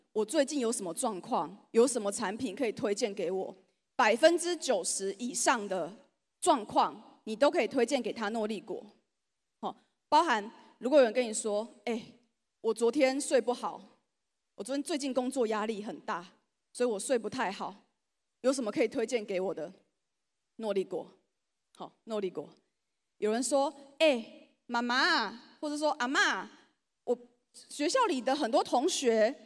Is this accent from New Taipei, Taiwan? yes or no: no; Changhua County, Taiwan; 我本身是彰化人。 所以我来到这里真的有一种我回到家的感觉